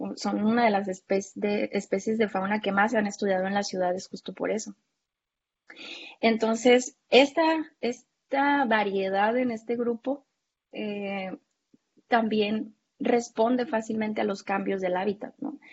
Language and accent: Spanish; Baja California, Mexico; yo soy acá de Baja California